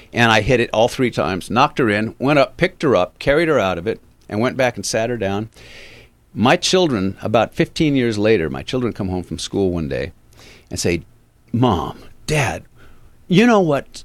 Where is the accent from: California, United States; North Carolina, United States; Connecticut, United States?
California, United States; Avalon; moved away; also born or lived in Los Angeles; I grew up in Avalon